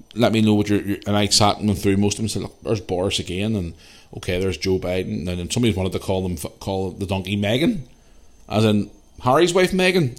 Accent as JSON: {"language": "English", "town": "Belfast", "region": "Northern Ireland", "country": "United Kingdom", "tie": "born or raised there", "said": "when I was a young cu, kid growing up in Belfast"}